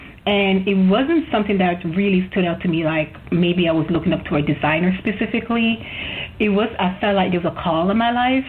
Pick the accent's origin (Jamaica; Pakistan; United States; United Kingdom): Jamaica; But I'm from Jamaica, so I feel like getting an education is probably looks better, right?